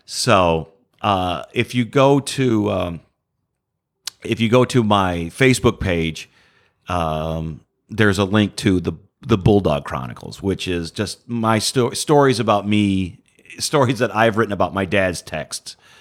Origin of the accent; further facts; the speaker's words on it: Detroit, Michigan, United States; moved away as an adult; now in Houston, United States; I'm from Detroit.